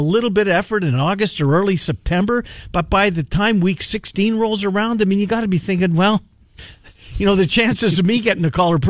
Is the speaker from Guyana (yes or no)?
no; Canada; and I can say that because I'm Canadian.